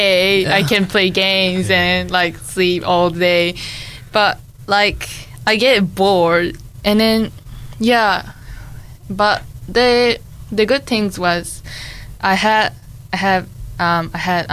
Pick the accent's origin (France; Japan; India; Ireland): Japan; English is a second language; now in Dunedin, New Zealand; I can hang out with other Japanese students in different school